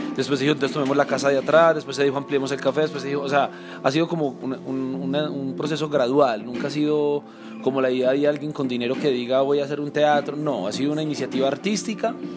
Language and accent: Spanish; Colombia; nuestra esencia como colombianos